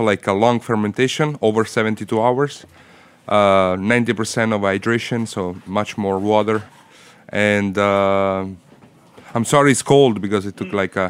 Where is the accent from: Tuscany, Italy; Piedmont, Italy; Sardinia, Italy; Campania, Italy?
Campania, Italy; Naples; now in New York, United States; I'm from Naples, born and raised.